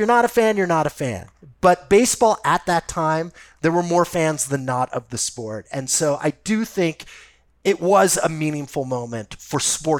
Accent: Los Angeles, California, United States; I grew up in Los Angeles, so I can give you first-person accounts

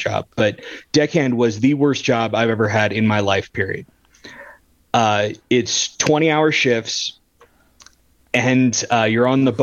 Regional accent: California, United States; now in Colorado, United States; I'm from California

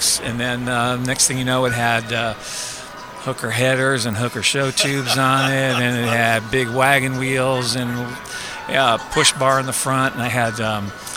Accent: California, United States; I'm a kid from California

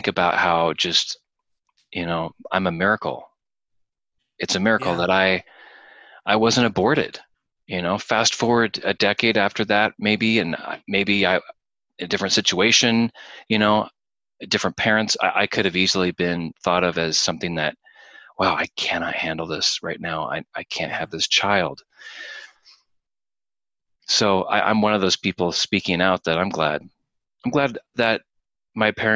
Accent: San Francisco, California, United States; They were living in slum area, concrete apartments in San Francisco. Didn't have any money to have me. I was a welfare baby, you know, born on the government's dime

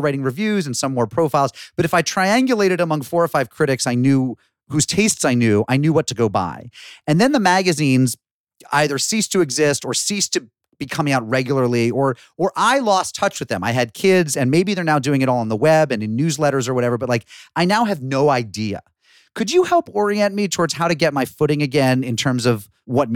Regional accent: Springfield, Massachusetts, United States; Springfield, Massachusetts

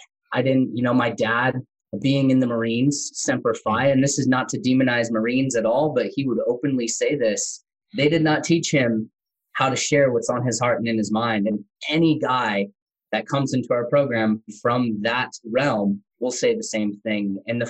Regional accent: Tennessee, United States; accent: country; I grew up in Tennessee. So grew up on a small farm, in Tennessee, had a country accent, got to grow up all around the U.S. with my dad being in the military and special forces.

